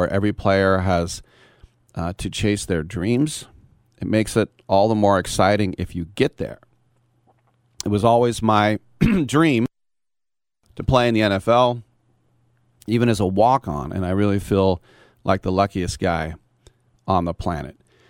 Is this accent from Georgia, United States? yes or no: no; Bay Area, California, United States; I'm from the Bay Area